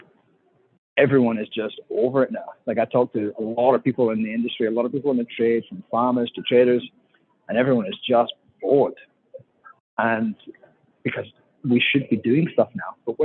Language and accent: English; Scotland, United Kingdom; now in Australia; I'm Scottish